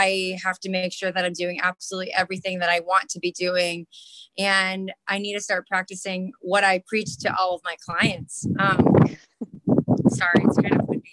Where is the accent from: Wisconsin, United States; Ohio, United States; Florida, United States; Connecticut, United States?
Florida, United States; Miami; moved away as an adult; also born or lived in East Tennessee; I'm from Miami, Florida